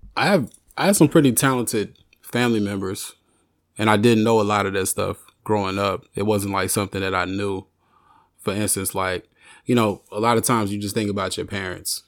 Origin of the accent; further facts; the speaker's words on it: Arkansas, United States; I grew up in the South, born and raised in the South in Arkansas